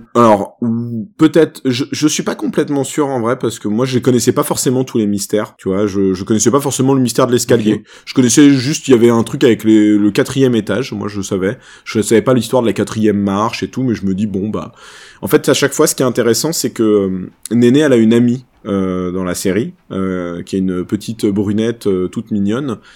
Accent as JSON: {"language": "French", "country": "France", "said": "chez nous en France"}